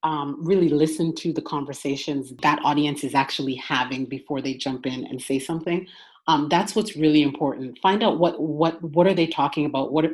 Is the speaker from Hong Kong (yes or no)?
no; Toronto, Ontario, Canada; moved away as an adult; now in United States; I'm originally from Toronto. Ontario in Canada